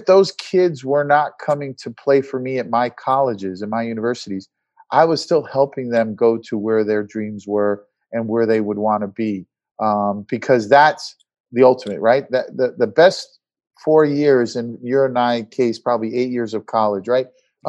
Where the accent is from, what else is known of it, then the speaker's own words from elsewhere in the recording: Newburgh, New York, United States; now in Atlanta, United States; I'm from New York, upstate New York near West Point. Newburgh, New York is the larger town where I grew up. It was a great area, had a lot of family relatives in Westchester County, mostly in White Plains, in and around that city.